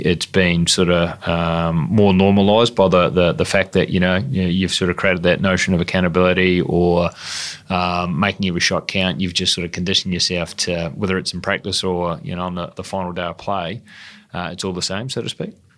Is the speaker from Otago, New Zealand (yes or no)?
yes; Dunedin, Otago, New Zealand; my hometown of uh, Dunedin